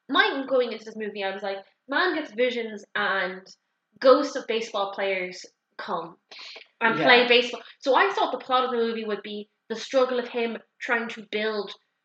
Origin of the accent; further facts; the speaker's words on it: Ireland; we're Irish.